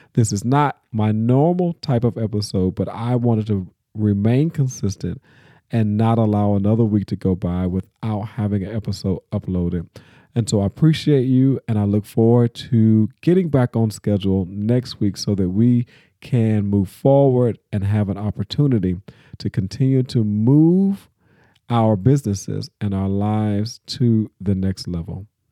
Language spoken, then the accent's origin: English; Nashville, Tennessee, United States; my hometown of Nashville